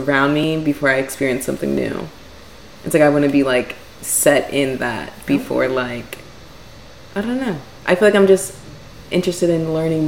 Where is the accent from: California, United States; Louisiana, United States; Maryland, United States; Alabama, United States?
Maryland, United States; outside Baltimore; also born or lived in Northwest Philadelphia, Pennsylvania; now in Philadelphia, United States; I'm from Baltimore, Maryland. My parents, well, I grew up outside of Baltimore, Maryland